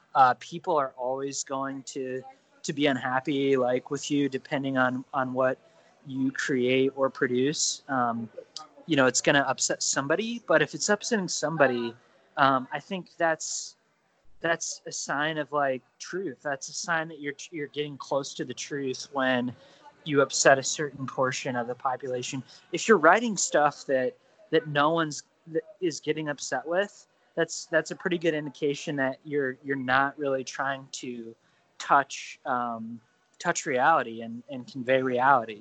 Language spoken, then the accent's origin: English; Ohio, United States; also born or lived in Indiana / Illinois; growing up in ohio